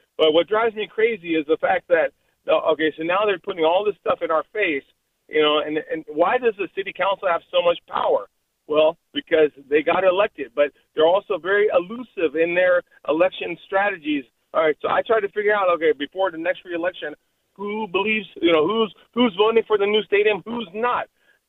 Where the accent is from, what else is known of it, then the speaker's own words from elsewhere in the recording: Oakland, California, United States; I'm born and raised in Oakland. … born and raised in Oakland.